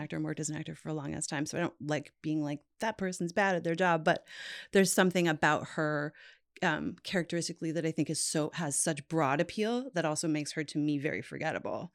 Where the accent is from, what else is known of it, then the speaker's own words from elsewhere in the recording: Newfoundland and Labrador, Canada; moved away; I'm from Newfoundland, which is, like, a very remote, weird part of Canada